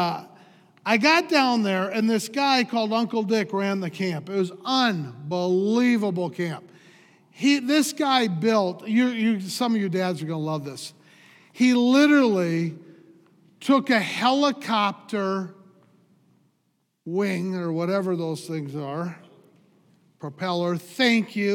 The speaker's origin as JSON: {"language": "English", "town": "Eau Claire", "region": "Wisconsin", "country": "United States", "tie": "born or raised there", "said": "I'm a Wisconsin boy. I grew up in Eau Claire"}